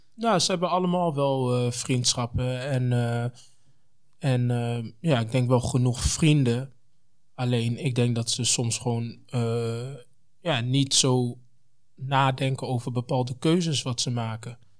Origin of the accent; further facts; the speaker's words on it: Apeldoorn, Gelderland, Netherlands; also born or lived in Congo; omdat ik ook gewoon uit Apeldoorn kom